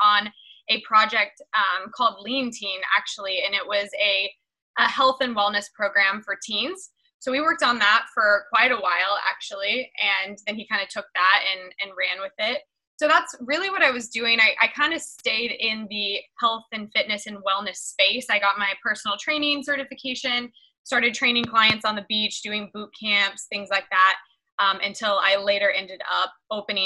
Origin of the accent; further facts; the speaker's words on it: Kansas, United States; moved away as an adult; now in Marina del Rey, United States; growing up in Kansas